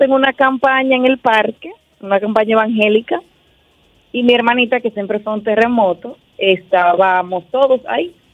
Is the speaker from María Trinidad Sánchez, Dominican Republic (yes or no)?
yes; Nagua, María Trinidad Sánchez, Dominican Republic; Nagua, que es mi pueblo natal